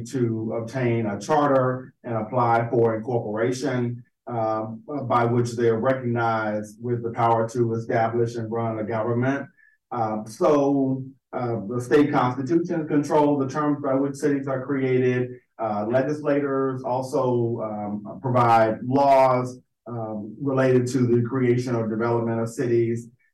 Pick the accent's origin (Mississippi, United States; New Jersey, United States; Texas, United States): Mississippi, United States; Hattiesburg; moved away as an adult; also born or lived in Virginia / New York; now in Fort Lauderdale, United States; I am originally from Mississippi. I grew up in Hattiesburg and graduated from Hattiesburg High School